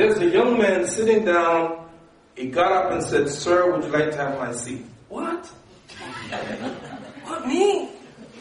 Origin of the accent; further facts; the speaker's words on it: New York, United States; I'm from New York